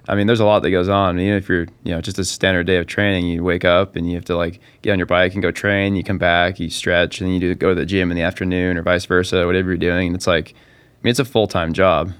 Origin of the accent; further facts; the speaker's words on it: Park City, Utah, United States; also born or lived in Heber, Utah; I was born and raised in Park City, Utah, and pretty much spent, well, most of my life there